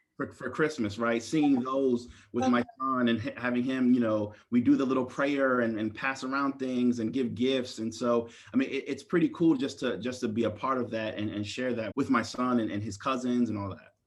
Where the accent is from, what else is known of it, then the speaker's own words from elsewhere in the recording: Maryland, United States; I was born and raised in Maryland